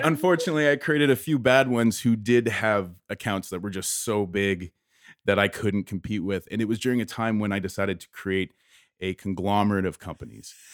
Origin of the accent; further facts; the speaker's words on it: Windsor, Ontario, Canada; moved away as an adult; born and raised here, and I'm, I'm very prideful of that area